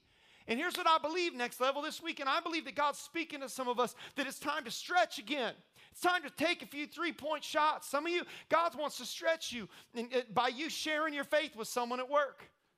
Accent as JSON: {"language": "English", "region": "Indiana", "country": "United States", "tie": "born or raised there", "said": "I don't know if you know this or not, but I'm from Indiana."}